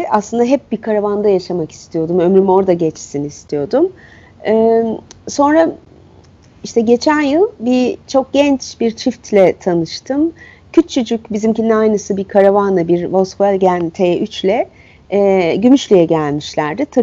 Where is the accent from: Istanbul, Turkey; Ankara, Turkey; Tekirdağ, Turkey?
Istanbul, Turkey; E, köy nedir bilmem e, şehirde büyüdüm. Şehrin çeşitli hallerini biliyorum ve insana göre olmadığını da e, anlayacak tecrübem bir İstanbullu olarak.